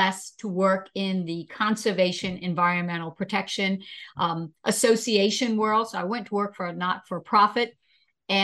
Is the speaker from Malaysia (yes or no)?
no; Bahamas; now in United States; born and raised in the islands of the Bahamas